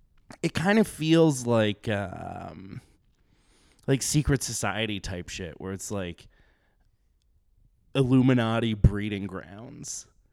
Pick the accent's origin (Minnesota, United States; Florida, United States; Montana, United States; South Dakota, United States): South Dakota, United States; Sturgis; Sturgis, South Dakota.